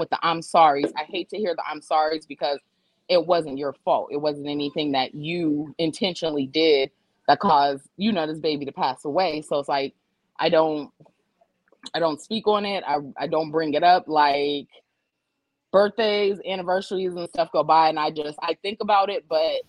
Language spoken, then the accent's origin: English; Youngstown, Ohio, United States; now in Atlanta, United States; I live in Atlanta, but I'm from Youngstown